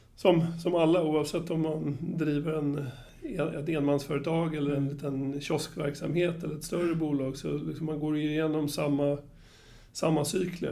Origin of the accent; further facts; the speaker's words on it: Upplands Väsby, Stockholm County, Sweden; jag är uppvuxen på Väsby, eller eh, på, på Väsby och i Väsby